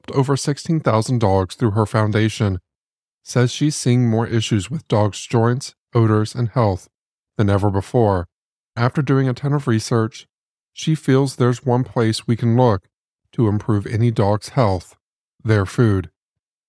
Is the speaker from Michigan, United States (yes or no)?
no; Marion, Indiana, United States; my hometown of Marion, Indiana